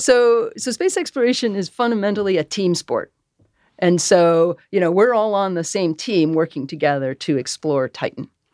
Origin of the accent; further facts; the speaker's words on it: Massachusetts, United States; I grew up in Massachusetts